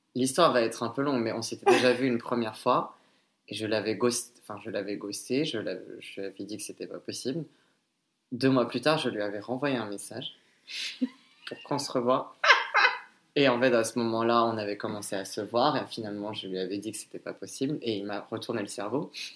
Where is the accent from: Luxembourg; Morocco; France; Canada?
France; je suis d'origine cambodgienne, mais je suis né et j'ai été élevé en France